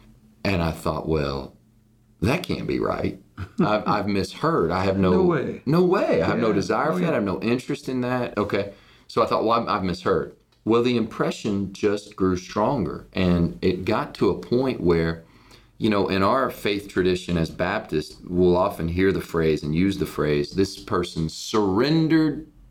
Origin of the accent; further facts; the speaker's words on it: Cincinnati, Ohio, United States; born there; And so I was born in Cincinnati, Ohio.